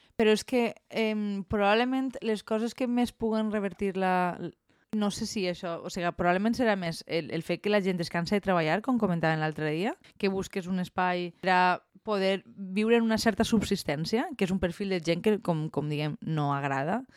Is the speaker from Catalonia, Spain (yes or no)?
no; Valencian-speaking village, Valencian Community, Spain; en el meu poble n'hi hagi tants estrangers i que no sàpiguen parlar valencià